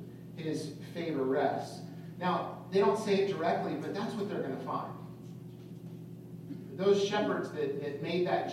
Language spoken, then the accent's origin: English; California, United States; I'm from California, and so, you know, in California, I grew up surfing